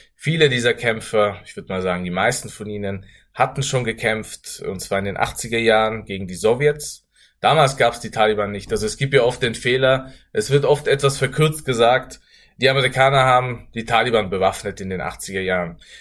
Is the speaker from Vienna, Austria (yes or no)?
no; Innsbruck, Tyrol, Austria; ich in Österreich geboren und aufgewachsen bin